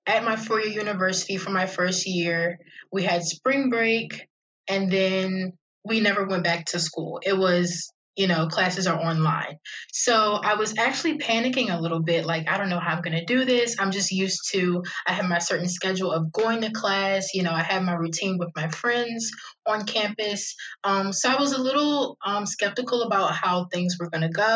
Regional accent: Annapolis, Maryland, United States; I was born and raised in Annapolis, Maryland. I love it here

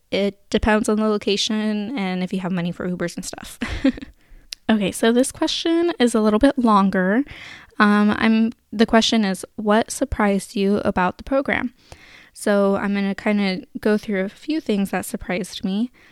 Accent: Sacramento, California, United States; I'm from Sacramento

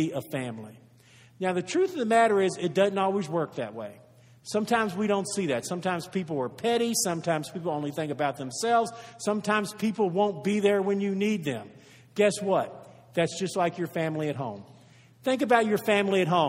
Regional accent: United States; We are from the United States of America

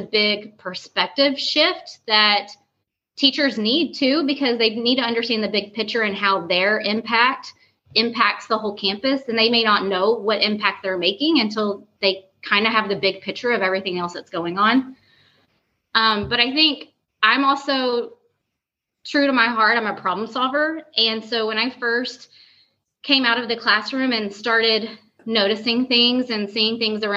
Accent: East Texas, United States; also born or lived in Dallas, Texas; I'm originally from East Texas

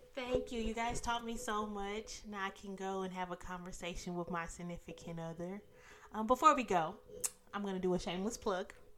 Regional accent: Dallas, Texas, United States; I'm born and raised in Dallas.

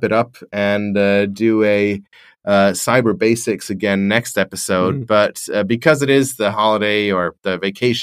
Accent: Australia; being an Australian

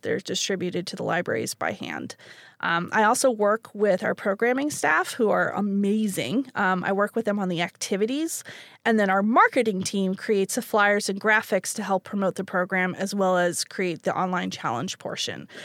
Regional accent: Canada; moved away; as a Canadian

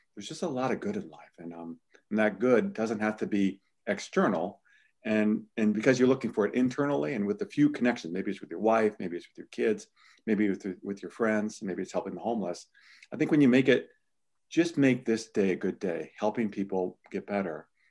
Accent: Midwest, United States; I'm from the Midwest

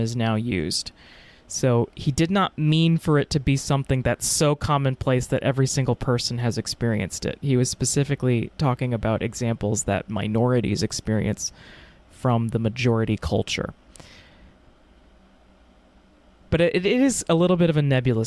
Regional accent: Texas, United States; I'm from Texas.

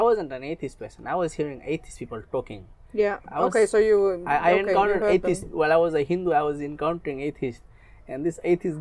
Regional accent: Fiji; I'm from Fiji, and I'm an atheist here

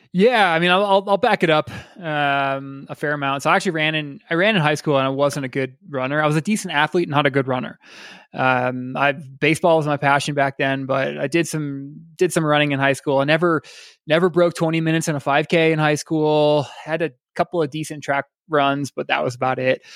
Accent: Iowa, United States; now in Colorado, United States; I grew up in Iowa

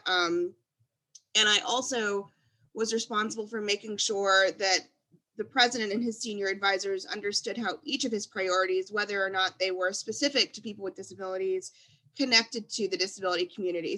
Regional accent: Louisiana, United States; also born or lived in Washington, District of Columbia, United States; now in Houston, United States; I'm originally from Louisiana. I um, grew up with hurricanes

